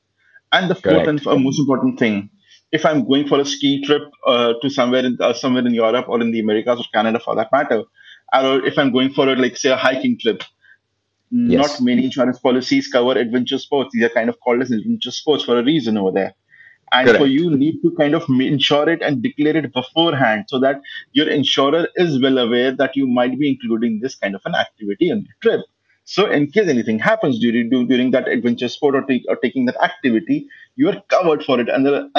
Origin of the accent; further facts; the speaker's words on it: India; And kind of come back to my home country whenever I want to, basically.